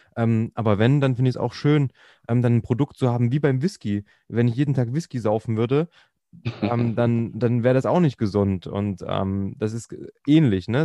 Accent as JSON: {"language": "German", "region": "Thuringia", "country": "Germany", "tie": "born or raised there", "said": "ich bin halt Thüringer"}